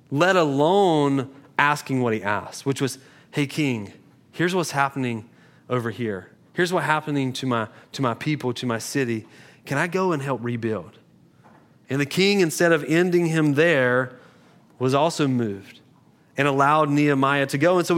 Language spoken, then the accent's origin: English; Beulahville, United States; I did Google if togetherness was a word because I'm from Beulahville and it sounds like it's not a word